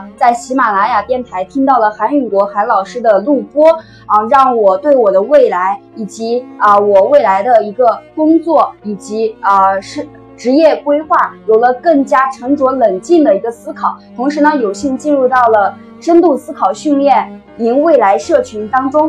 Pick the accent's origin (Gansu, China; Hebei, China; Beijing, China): Gansu, China; Tianshui; 那也是一位刚刚步入社会的女生。